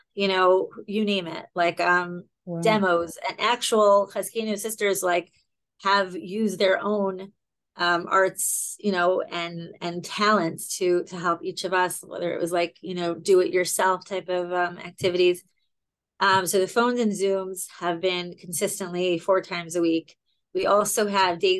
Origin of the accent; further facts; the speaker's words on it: Baltimore, Maryland, United States; I'm from Baltimore, Maryland